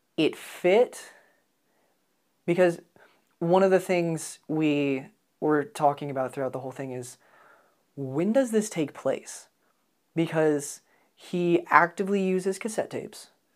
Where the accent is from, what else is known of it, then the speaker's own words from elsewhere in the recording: United States; as an American